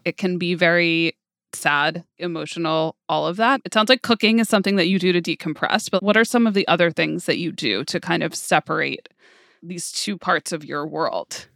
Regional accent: New York, United States; I grew up in New York, but I grew up in a very culturally Jewish way

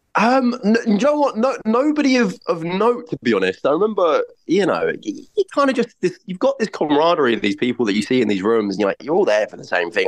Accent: North Weald, East of England, United Kingdom; also born or lived in Barnet, London; Essex and grew up and spent the rest of my kind of childhood in a little village in Essex called North Weald.

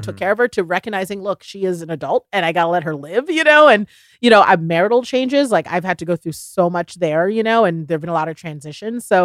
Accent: the South, United States; bless people's hearts. I'm from the South, bless their hearts.

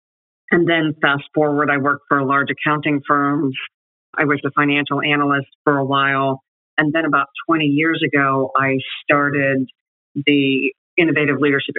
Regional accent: Munich, Bavaria, Germany; born there; I was born in Munich, Germany, as the daughter of a military officer and a mom who followed the military officer to Germany.

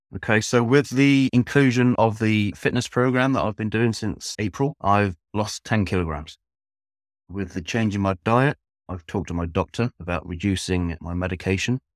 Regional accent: Devon, South West England, United Kingdom; moved away as an adult; now in Norfolk, United Kingdom; I'm originally from Devon, which is in the southwest of England. I've now lived in Norfolk, which is in the east of England, for approximately thirteen years.

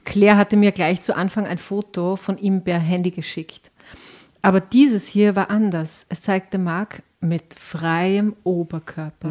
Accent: Enns Valley near Schladming, Upper Styria, Austria

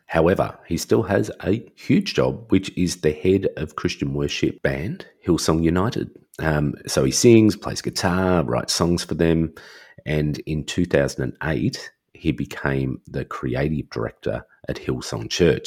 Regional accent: Australia; I'm Australian

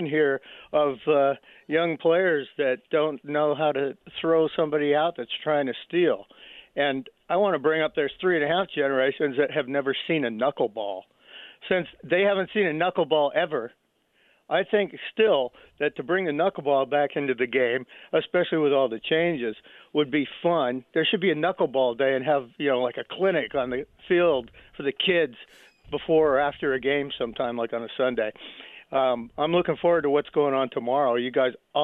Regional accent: Los Angeles, California, United States; now in Mendocino, United States; I grew up in L.A., so of course I was a Dodger fan.

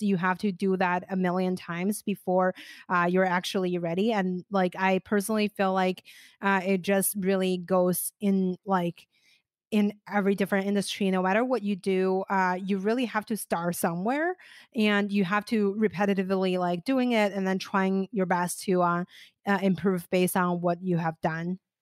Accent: China; moved away; also born or lived in United States; I was originally from China

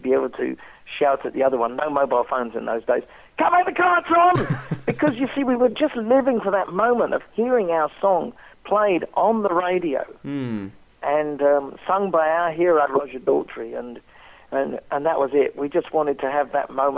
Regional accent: England, United Kingdom; moved away as an adult; now in Australia; growing up in England and everybody telling you that France was the enemy

